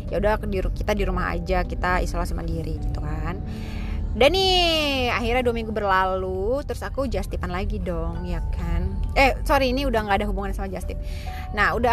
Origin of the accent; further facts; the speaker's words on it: Bogor, West Java, Indonesia; karena karena aku dari Bogor jadi lebih deket kan kalau ke BSD